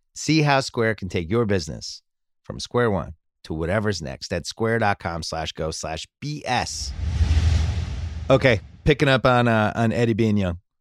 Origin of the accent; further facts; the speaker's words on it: New England, United States; little white kid growing up in New England